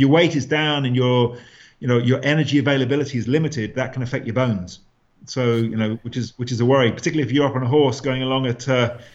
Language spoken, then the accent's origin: English; England, United Kingdom; also born or lived in Ireland; now in Limerick, Ireland; I'm English.